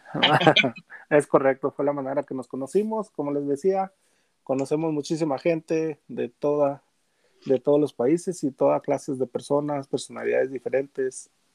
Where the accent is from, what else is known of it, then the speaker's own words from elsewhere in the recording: Gómez Palacio, Durango, Mexico; now in Denver, United States; soy de de Gómez Palacio Durango, la comarca lagunera.